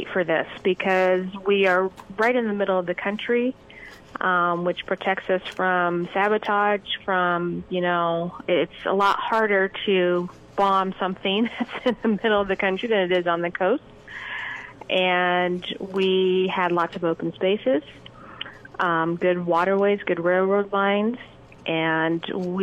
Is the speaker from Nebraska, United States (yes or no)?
yes; Bridgeport, Nebraska, United States; I am from Bridgeport, Nebraska, so I'm out in the panhandle